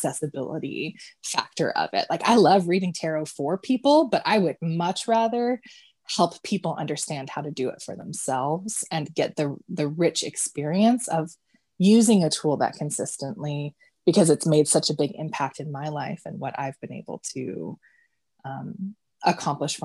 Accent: California, United States; moved away as an adult; now in Washington, United States; I grew up in California and I moved to Washington, and after a few years of living here

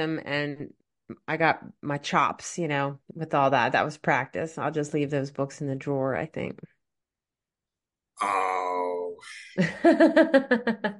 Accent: the South, United States; now in New Jersey, United States; I grew up in the South

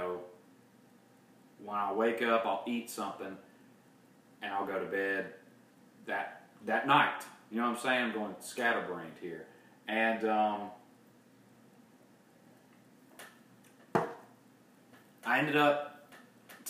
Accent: the South, United States; everyone knows I'm from the South

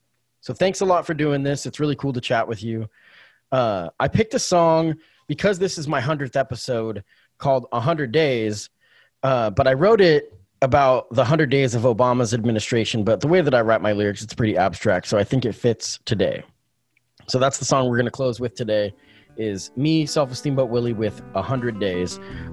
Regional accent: Canada; I know you can't get into it too much, but what I just want to, as a Canadian, outside opinion.

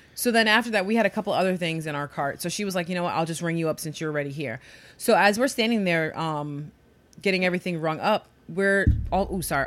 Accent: New York City, New York, United States; growing up in New York

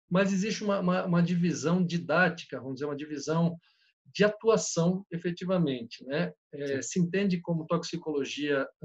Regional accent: Blumenau, Santa Catarina, Brazil; como eu vim de Blumenau, que é uma cidade bastante industrial

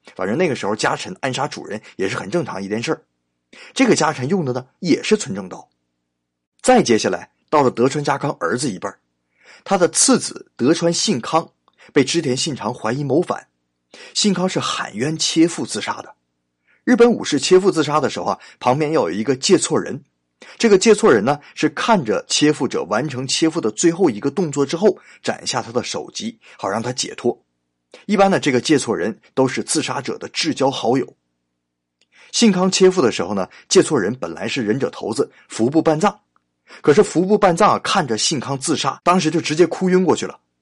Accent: China; 按我们中国人的习惯

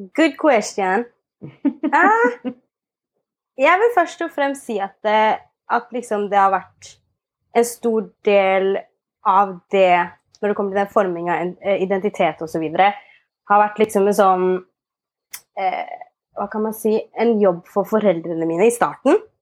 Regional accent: Asker, Akershus, Norway; also born or lived in Ethiopia; Jeg er adoptert fra Etiopia, eh, og jeg vokste opp i Asker.

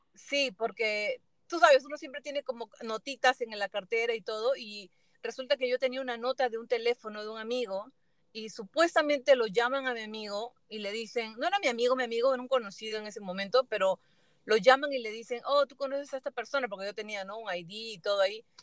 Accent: Peru; moved away; en mi país, en Perú

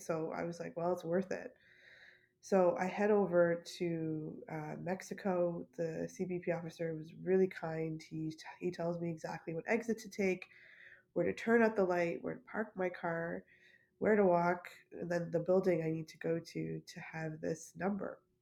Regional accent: Canada; I'm Canadian

